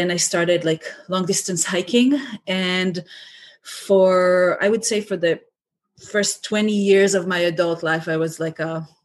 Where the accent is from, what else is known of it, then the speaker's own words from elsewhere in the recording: Israel; moved away as an adult; now in United States; I was um, born and raised in Israel, but now I live in the States and my whole family is still in Israel.